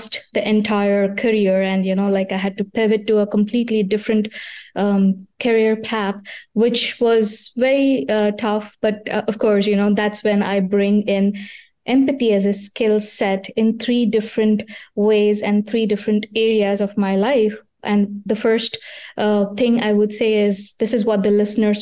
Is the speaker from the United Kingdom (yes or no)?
no; India; now in Pennsylvania, United States; I was born in India